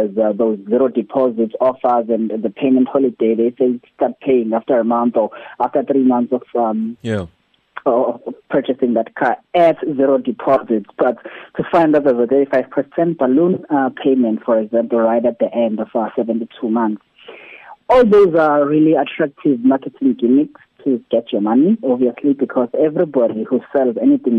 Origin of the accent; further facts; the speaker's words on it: South Africa; But hey, I'm still a South African who has to keep a job, or I'm still a South African who has to run a business.